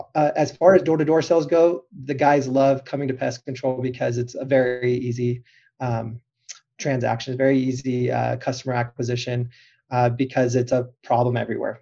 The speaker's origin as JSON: {"language": "English", "region": "Southern California", "country": "United States", "tie": "born or raised there", "said": "growing up in Southern California"}